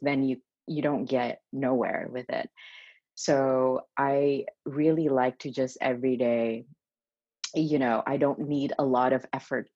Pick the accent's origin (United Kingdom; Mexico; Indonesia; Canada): Indonesia; moved away as an adult; also born or lived in Melbourne, Australia; now in New York, United States; I was born and raised in Indonesia, and since I was a little kid, my dream was just to go to New York